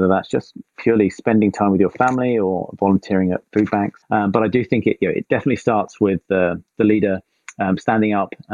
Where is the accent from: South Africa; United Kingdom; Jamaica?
United Kingdom; England; moved away as an adult; now in East Bay, California, United States; I'm originally from England. I now live in the East Bay in California.